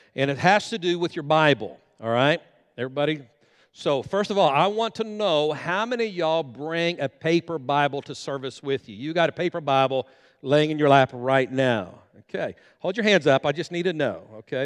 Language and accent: English; Guymon, Oklahoma, United States; moved away as an adult; now in Enid, United States; we live in Enid, Oklahoma, and we grew up right here in Guyman, Oklahoma, a graduate of Guyman High School